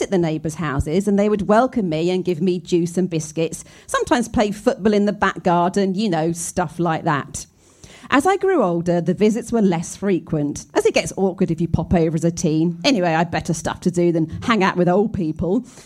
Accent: Scotland, United Kingdom; I grew up in Scotland in a small cul de sac

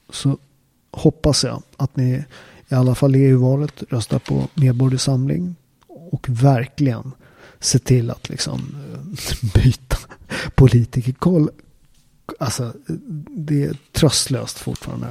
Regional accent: Upplands Väsby, Stockholm County, Sweden; also born or lived in Naples, Italy; jag är från Upplands Väsby, en förort

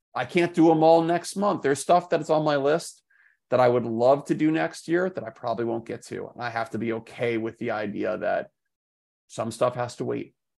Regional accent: Washington, District of Columbia, United States; moved away as an adult; now in New York City, United States; I grew up in Washington, D C

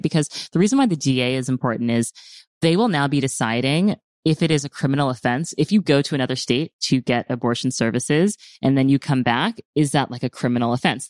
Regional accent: United States; I'm speaking as an American in America

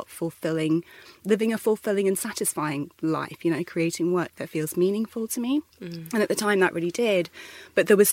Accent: London, United Kingdom; I'm from the UK originally, born and bred in London

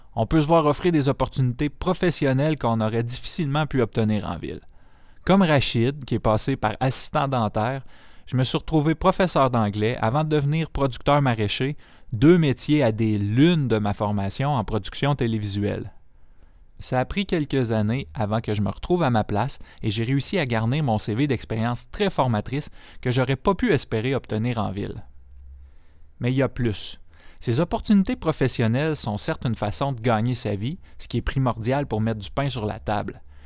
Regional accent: a region of Quebec, Canada; moved away as an adult; also born or lived in La Matapédia, Bas-Saint-Laurent, Quebec; J'avais tous les avantages de ma région natale, comme l'accès privilégié

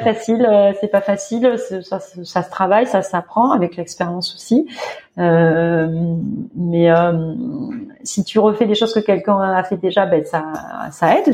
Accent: France; moved away as an adult; also born or lived in Doha, Qatar; now in Riyadh, Saudi Arabia; nous, on est français

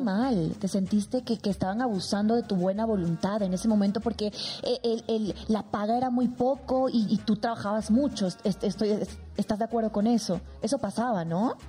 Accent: León, Guanajuato, Mexico; now in Puebla, Mexico; Nací en León, Guanajuato

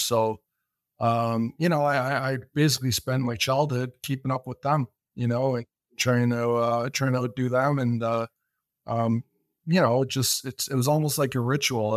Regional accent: Welland, Ontario, Canada; also born or lived in Bahamas; I grew up in Walland, Ontario

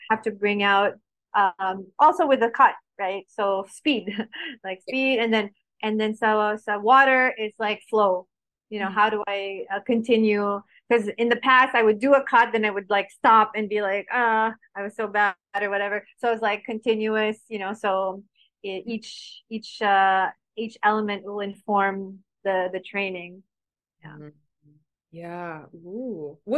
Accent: Baguio, Cordillera Administrative Region, Philippines; born there; And I was born in Baguio, by the way.

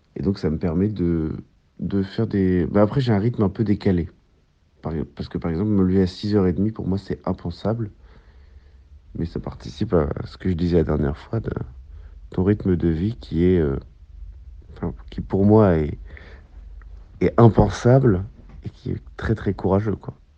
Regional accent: La Hague, Normandy, France; jusqu'à la pointe de la Hague, dans le Cotentin, euh, qui est par ailleurs là où j'ai grandi

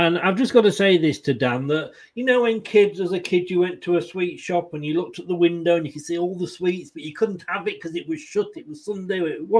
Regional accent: Leicester, East Midlands, United Kingdom; born there; also born or lived in Blackpool; I was born in Leicester. I went to Blackpool, and it took me a while to get settled in, to make new friends and feel at home.

